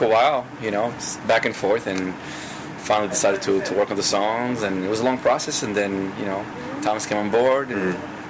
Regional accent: Paris, Île-de-France, France; now in Los Angeles, United States; Well, I'm from Paris, France.

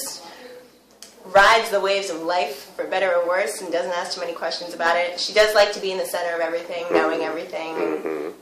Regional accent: Mansfield, Massachusetts, United States; moved away as an adult; now in New York City, United States; I'm from Mansfield, Massachusetts

